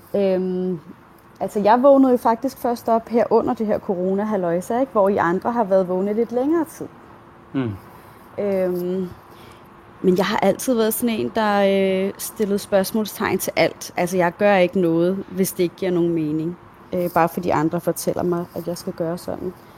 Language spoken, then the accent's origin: Danish; Denmark; Jeg er selv dansker